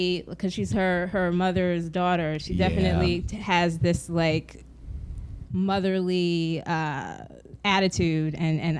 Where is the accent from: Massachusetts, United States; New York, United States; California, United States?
California, United States; Los Angeles; also born or lived in Santa Monica / South Jersey / Philadelphia; I'm originally from Los Angeles. My family moved to Santa Monica, and then we relocated out east to South Jersey, and then later to Philadelphia.